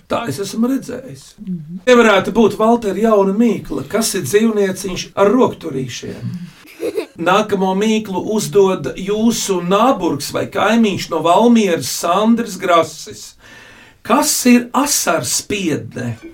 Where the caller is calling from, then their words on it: Liepāja, Kurzeme, Latvia; Sveiki! Labdien! … no Liepājas